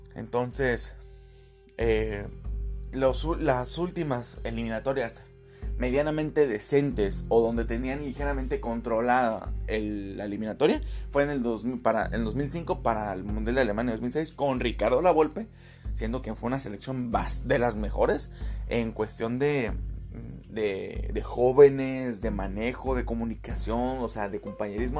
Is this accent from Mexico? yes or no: yes; Mexico; nosotros como aficionados mexicanos